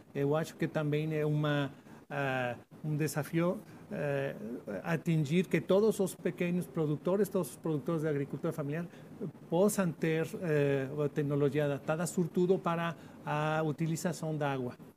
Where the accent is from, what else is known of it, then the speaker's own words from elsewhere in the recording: Mexico; Portuguese is a second language; sou de México, é um país 66% de zonas semiáridas